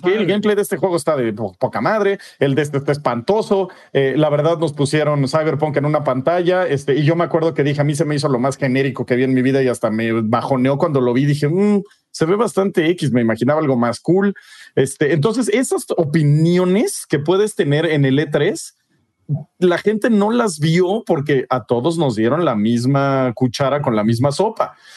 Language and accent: Spanish; Mexico; como mexicano